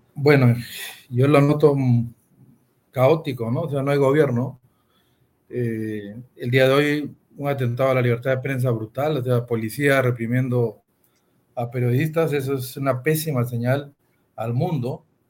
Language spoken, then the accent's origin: Spanish; Peru